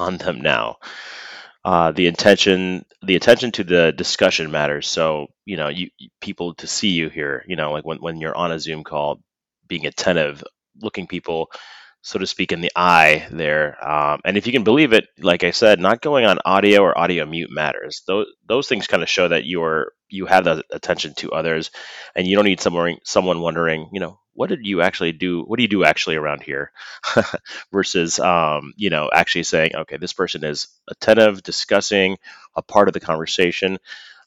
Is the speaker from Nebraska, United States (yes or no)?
yes; Nebraska, United States; also born or lived in Lincoln, Nebraska / Omaha, Nebraska; I'm from Nebraska